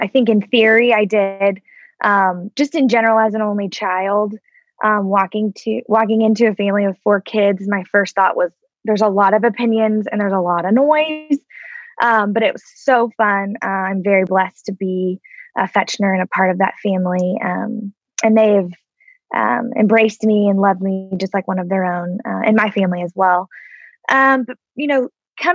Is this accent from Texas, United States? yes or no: yes; Tyler, Texas, United States; also born or lived in Austin, Texas; now in Dallas, United States; I was born in Tyler, so like 90 miles east of here, the rose capital of the world. I grew up there